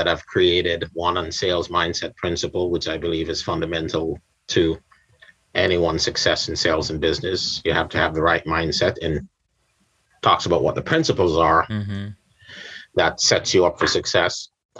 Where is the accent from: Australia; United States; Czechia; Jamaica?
Jamaica; I'm from Yad, from Jamaica.